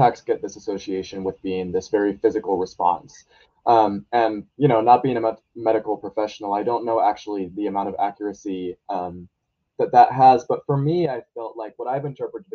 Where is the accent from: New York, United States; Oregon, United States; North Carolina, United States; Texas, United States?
Oregon, United States; Portland; I am from Portland, Oregon, and I'm a senior in high school